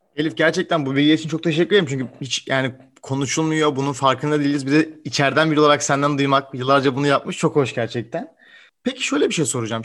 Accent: Turkey; Türkiye'de doğmuş

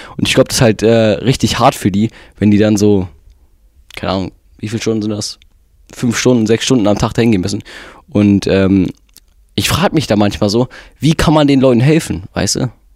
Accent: North Rhine-Westphalia, Germany; Wir sind ja beide in Nordrhein-Westfalen geboren und leben hier

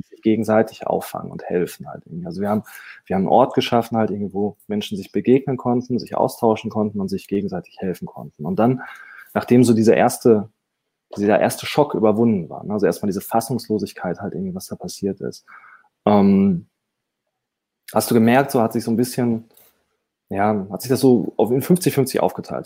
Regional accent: Dortmund, North Rhine-Westphalia, Germany; ich bin Dortmunder

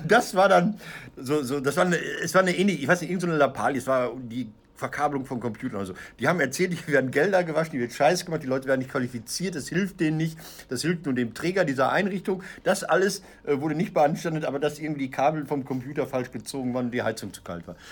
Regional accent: Ruhr area, North Rhine-Westphalia, Germany; also born or lived in Münster; ich komme aus dem Pott

